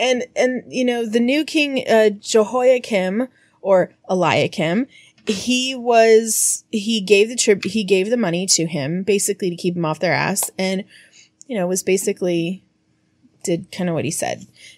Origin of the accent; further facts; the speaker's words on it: United States; Because we're American, we don't do metric here.